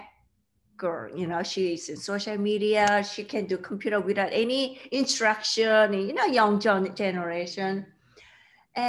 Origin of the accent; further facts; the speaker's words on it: South Korea; English is a second language; moved away; I grew up in South Korea